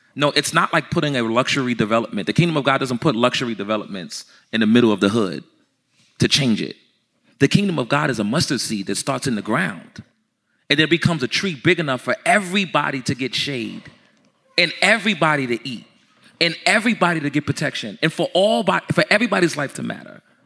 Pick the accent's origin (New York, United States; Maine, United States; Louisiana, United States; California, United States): New York, United States; I'm from New York. I'm from where it started at.